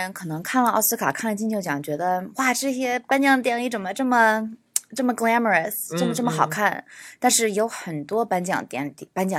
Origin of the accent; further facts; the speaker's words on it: United States; 我从小在美国长大